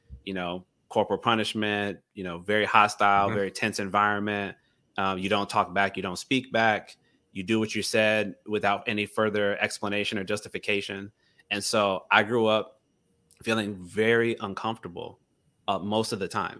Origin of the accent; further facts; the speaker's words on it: Gainesville, United States; I'm from Gainesville.